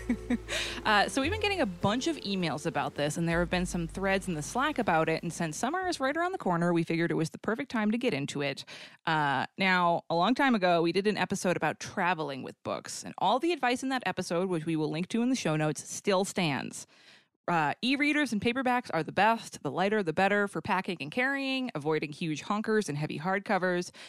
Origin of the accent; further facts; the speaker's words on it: Boston, Massachusetts, United States; I'm from the Boston area